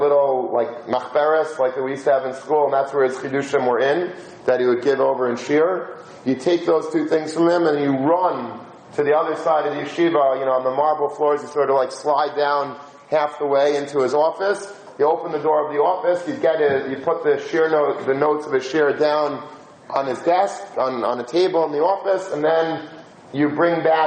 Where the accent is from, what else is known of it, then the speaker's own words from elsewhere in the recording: United States; We're American young people